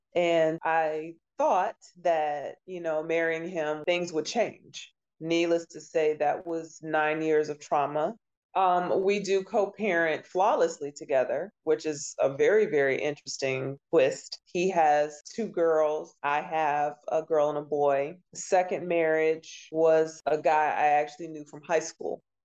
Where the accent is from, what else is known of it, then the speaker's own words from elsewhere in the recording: Maryland, United States; moved away as an adult; also born or lived in Oklahoma; now in Detroit, United States; moved to Maryland and stayed in a couple different cities there graduated high school